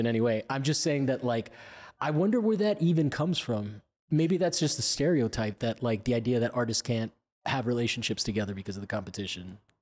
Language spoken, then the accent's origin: English; Miami, Florida, United States; I'm from Miami